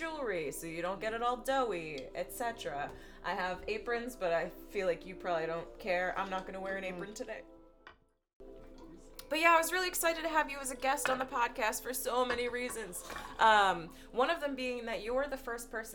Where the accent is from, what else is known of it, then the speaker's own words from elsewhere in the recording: New Hampshire, United States; I grew up with in New Hampshire